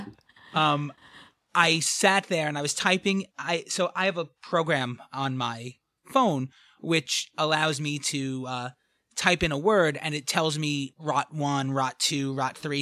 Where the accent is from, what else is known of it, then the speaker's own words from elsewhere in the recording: New York City, New York, United States; accent: thick New York; I grew up in the back of a New York City pizza pizzeria